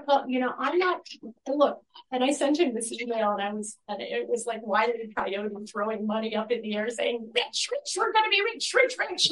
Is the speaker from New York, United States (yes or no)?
yes; New York City, New York, United States; moved away; also born or lived in Massachusetts; I'm from the New York.